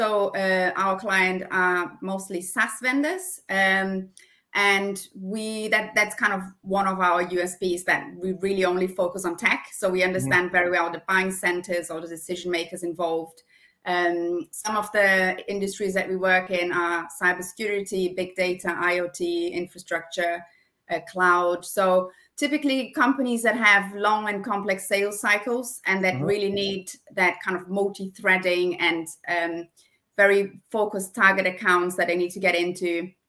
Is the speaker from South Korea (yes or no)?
no; Brazil; accent: German; English is a second language; now in United Kingdom; So when I moved from Brazil to the UK, I was looking into you know, going into a new career